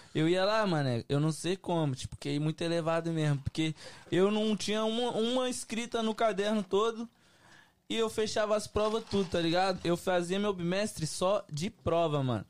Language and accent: Portuguese; Belo Horizonte, Minas Gerais, Brazil; also born or lived in Oakland; now in United States; sou cria de BH